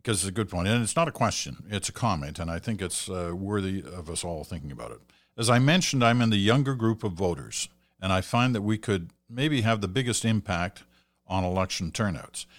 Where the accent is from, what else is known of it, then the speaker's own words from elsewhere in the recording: England, United Kingdom; now in Canada; I was born in England. I have a British passport. I'm a Canadian citizen.